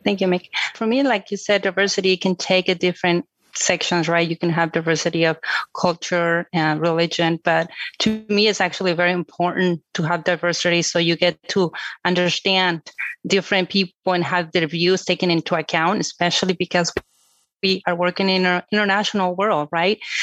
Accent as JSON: {"language": "English", "country": "Mexico", "said": "I come from Mexico"}